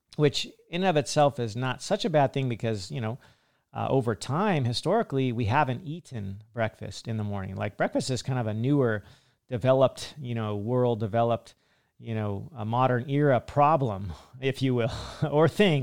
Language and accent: English; United States; Me being an American